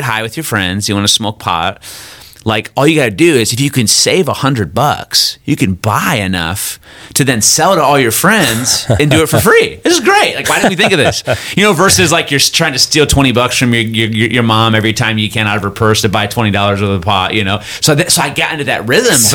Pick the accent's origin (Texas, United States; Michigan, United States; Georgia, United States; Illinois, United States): Michigan, United States; Midland; now in Kansas City, United States; I'm originally from Michigan, a little town called Midland, Michigan